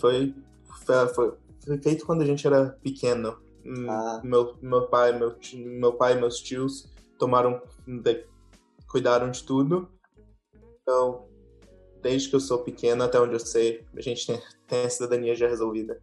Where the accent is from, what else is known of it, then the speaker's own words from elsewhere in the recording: Tocantins, Brazil; also born or lived in Curitiba, Brazil / Germany; now in Hungary; nasci em Curitiba, cresci no Tocantins